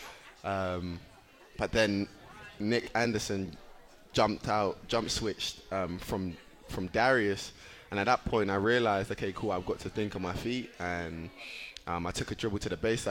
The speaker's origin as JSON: {"language": "English", "region": "England", "country": "United Kingdom", "tie": "born or raised there", "moved": "yes", "lives_now": "United States", "said": "growing up in England"}